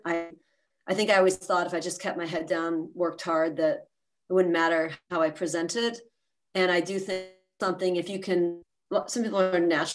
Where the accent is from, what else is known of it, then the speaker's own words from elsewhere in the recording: East Coast, United States; moved away as an adult; also born or lived in Philadelphia, Pennsylvania; now in San Francisco Bay Area, United States; I grew up on the East Coast, so I moved out here